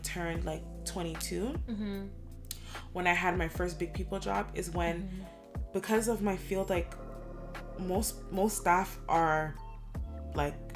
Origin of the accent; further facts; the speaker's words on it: Ajax, Ontario, Canada; accent: Toronto accent; I'm from Ajax